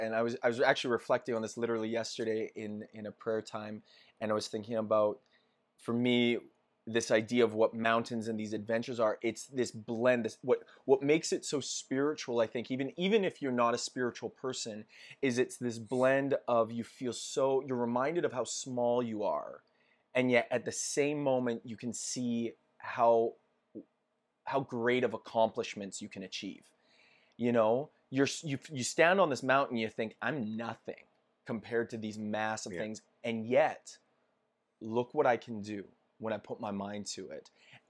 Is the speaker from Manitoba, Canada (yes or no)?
no; Edmonton, Alberta, Canada; Born and raised in Edmonton. And I love my city